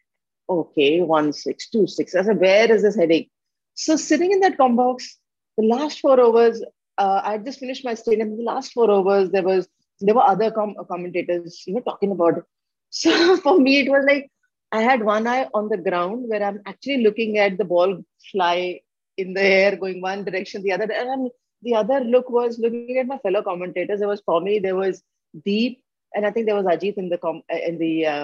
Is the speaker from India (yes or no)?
yes; India; I'm an Indian